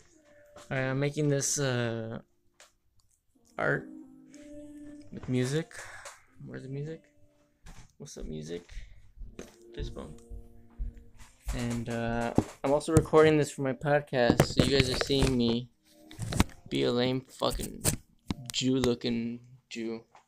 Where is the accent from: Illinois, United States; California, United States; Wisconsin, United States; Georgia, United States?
Illinois, United States; Chicago; I'm from Chicago. You cut it all wrong, man.